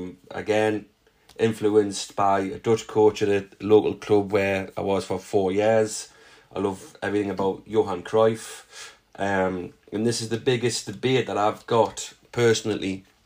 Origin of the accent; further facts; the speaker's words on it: Newcastle upon Tyne, North East England, United Kingdom; I'm a Geordie